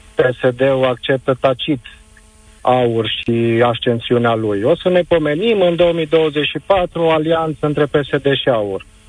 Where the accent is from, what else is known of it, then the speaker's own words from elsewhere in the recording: Arad, Arad County, Romania; vă sunt din Arad